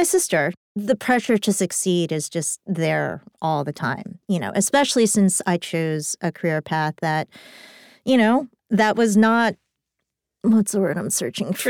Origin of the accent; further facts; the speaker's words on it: New York City, New York, United States; as a New Yorker